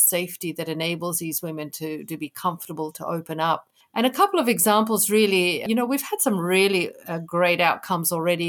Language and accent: English; Kenya; I grew up in Kenya